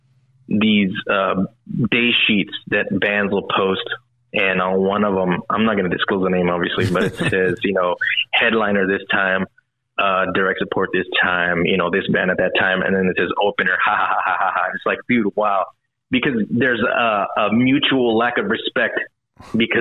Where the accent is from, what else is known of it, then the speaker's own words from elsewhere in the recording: Texas, United States; we're from Texas